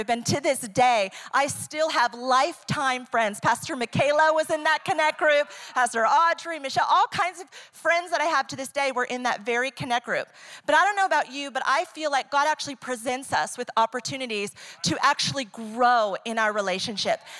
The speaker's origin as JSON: {"language": "English", "country": "Ecuador", "tie": "born or raised there", "also_born_or_lived": "New York, United States", "second_language": "English", "said": "I am originally from New York. I was raised, you know, I'm an Italian Jewish Christian who grew up in Ecuador. If I want to get my point across, I can use two languages."}